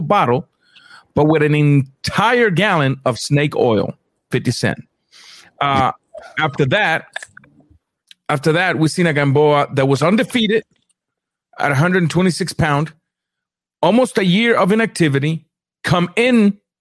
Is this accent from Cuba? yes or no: yes; Guantánamo, Cuba; moved away; my hometown